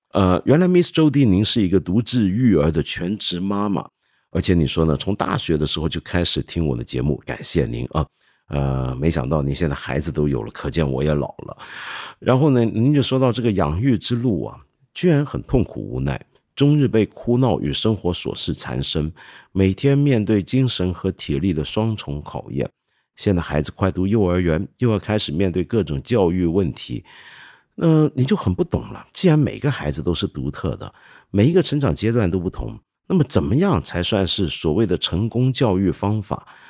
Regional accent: China; 我们中国人听了之后，可能会觉得

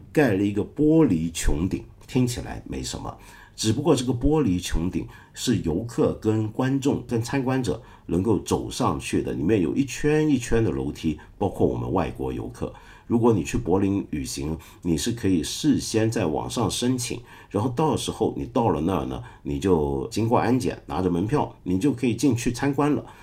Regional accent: China; 我们中国人

